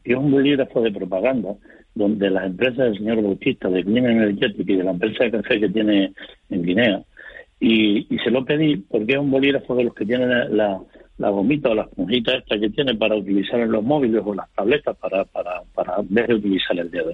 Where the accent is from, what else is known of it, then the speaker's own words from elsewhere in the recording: Fuerteventura, Canary Islands, Spain; Yo soy majorero mm, de nacimiento, de pura cepa. Vivo en la isla de Puerto Ventura